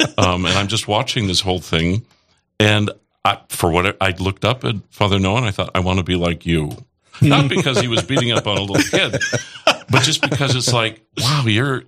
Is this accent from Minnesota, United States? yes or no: yes; Felton, Minnesota, United States; I was born and raised in Felton, Minnesota, which is in the Diocese of Crookston. The population was very small town on Highway 9.